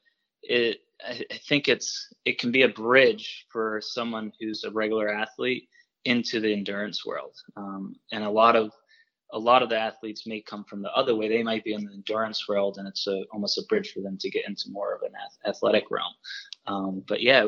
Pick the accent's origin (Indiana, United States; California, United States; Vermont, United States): Vermont, United States; Woodstock; I grew up in the woods in Vermont, basically. Yeah, if anybody's familiar with Vermont, I grew up in Woodstock